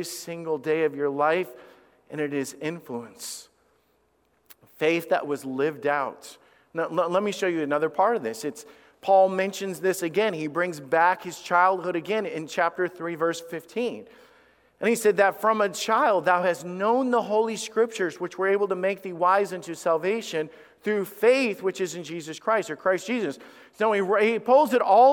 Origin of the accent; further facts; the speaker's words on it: Alabama, United States; also born or lived in a northern US state; I was raised in Alabama, and God brought us down there because of the fact is that my dad was needing work